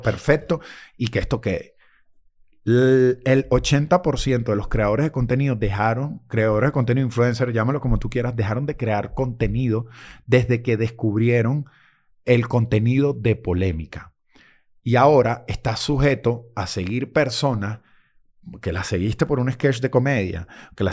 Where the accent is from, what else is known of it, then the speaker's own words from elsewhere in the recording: Venezuela; moved away; como venezolanos